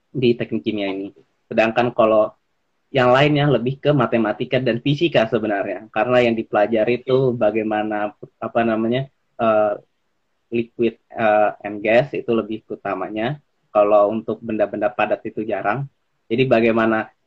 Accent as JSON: {"language": "Indonesian", "region": "Jakarta", "country": "Indonesia", "said": "oh uh, aku asalnya dari Jakarta sebenarnya"}